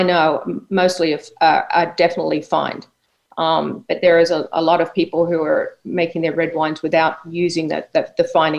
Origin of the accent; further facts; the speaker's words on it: Australia; moved away as an adult; also born or lived in England / Connecticut; now in Florida, United States; I grew up in Australia. Was born in England, but went to Australia as a little girl.